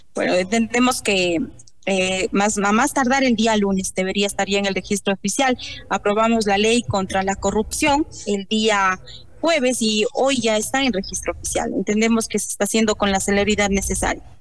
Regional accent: Ecuador

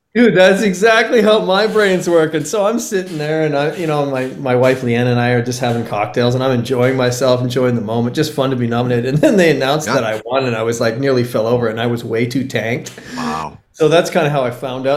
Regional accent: Comox Valley, Vancouver Island, British Columbia, Canada; moved away as an adult; also born or lived in Los Angeles; I literally moved back to my hometown of the Comox Valley on Vancouver Island

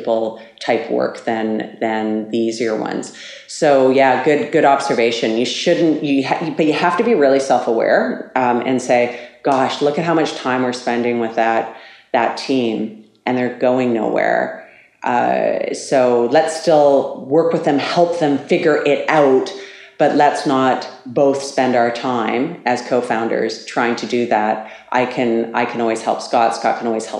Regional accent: Canada; also born or lived in Switzerland; we're both Canadian

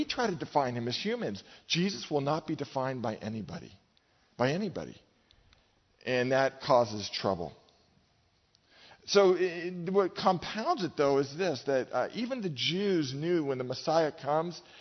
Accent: Marin, California, United States; I grew up in Marin, okay? That's my home

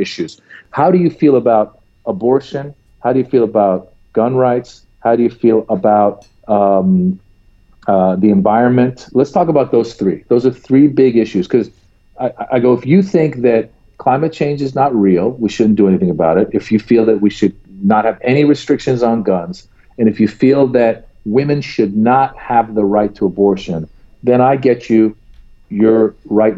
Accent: United States; as an American

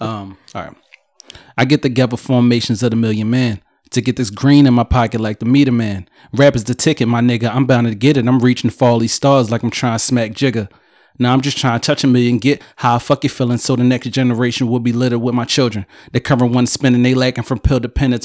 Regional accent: Philadelphia, Pennsylvania, United States; I'm from Philly.

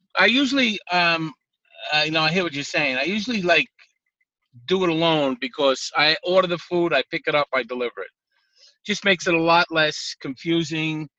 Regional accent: New York City, New York, United States; also born or lived in Gravesend, Brooklyn / Bay Ridge, Brooklyn; now in Long Island, United States; I'm from Brooklyn

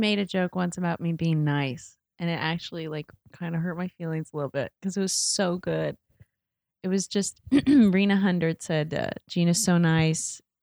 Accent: Indiana, United States; moved away as an adult; I'm from Indiana

